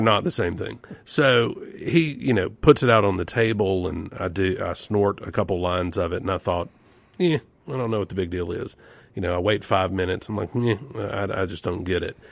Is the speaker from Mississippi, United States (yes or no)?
yes; Yazoo City, Mississippi, United States; it was a lot like Leave It to Beaver in Mayberry for me growing up in Yezzi City